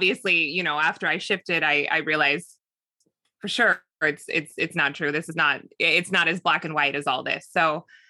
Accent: Southern California, United States; I grew up in Southern California. I'm still in Southern California

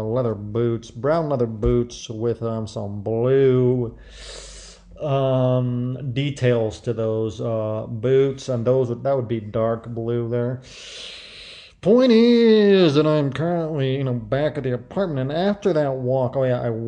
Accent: Midwest, United States; moved away as an adult; I grew up in the Midwest

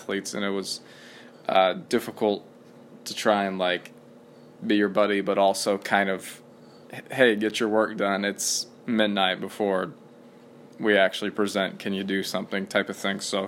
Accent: Madison, Indiana, United States; I went back to Madison, which is my hometown

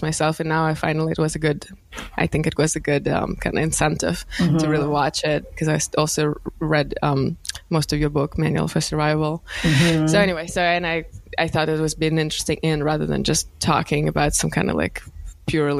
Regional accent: Moscow, Russia; moved away; coming from there, I grew up in Moscow

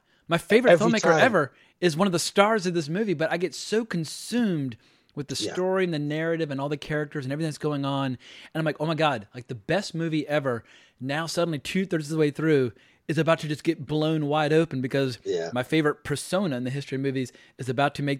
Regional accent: Richmond, Virginia, United States; I was born in Richmond, Virginia, and most of my family still lives there

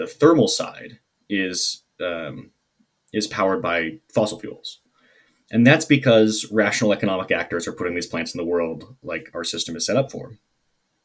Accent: Seattle, Washington, United States; moved away; also born or lived in Maine; I am from Seattle, which is close to Portland, Oregon, and I have lived in Maine

